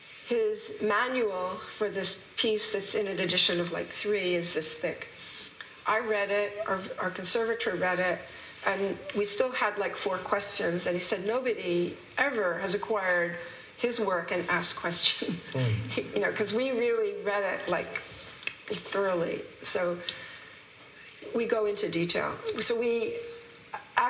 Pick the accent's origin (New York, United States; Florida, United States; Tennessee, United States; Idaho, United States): New York, United States; I'm from New York